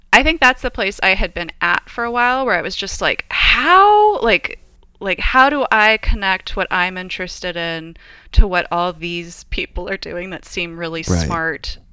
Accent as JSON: {"language": "English", "town": "Paramount", "region": "California", "country": "United States", "tie": "born or raised there", "also_born_or_lived": "Los Angeles, California / England / Australia", "lives_now": "San Luis Obispo, United States", "said": "I grew up next door in Paramount to my grandmother"}